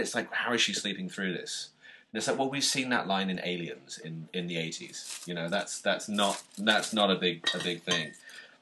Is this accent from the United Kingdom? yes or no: yes; United Kingdom; as a Brit